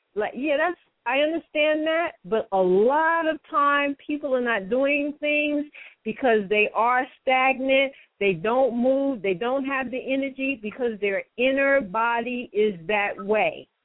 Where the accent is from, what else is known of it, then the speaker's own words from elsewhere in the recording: New York City, New York, United States; I'm born and raised in New York City in Metropolitan Hospital